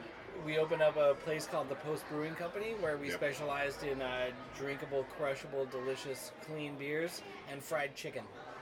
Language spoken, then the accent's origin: English; northeastern Pennsylvania, United States; moved away as an adult; also born or lived in Philadelphia; I'm from northeastern Pennsylvania. The town I grew up in was equidistant from both Wilkes-Barre and Scranton.